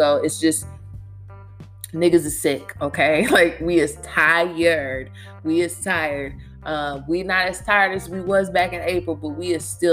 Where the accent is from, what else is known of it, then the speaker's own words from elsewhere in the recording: Louisville, Kentucky, United States; my hometown, Louisville, Kentucky